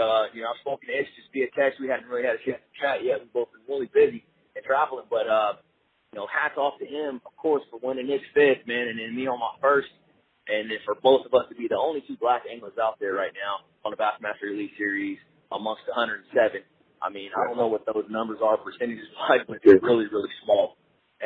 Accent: Richmond, United States; I grew up in Richmond

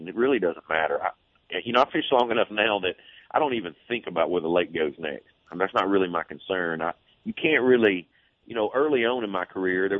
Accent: Arkansas, United States; moved away; also born or lived in Louisiana; I grew up in Arkansas where the water was June clear

